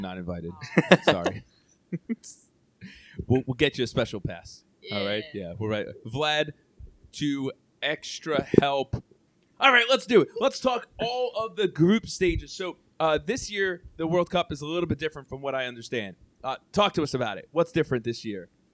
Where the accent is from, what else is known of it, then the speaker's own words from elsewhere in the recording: United States; I am Italian heritage, but I oh. am born in the U.S.